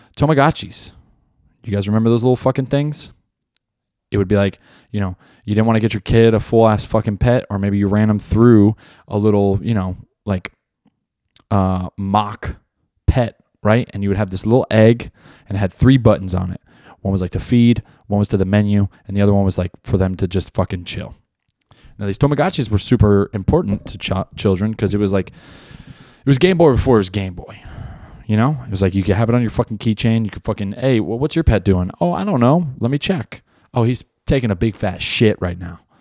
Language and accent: English; New Jersey, United States; I grew up in Jersey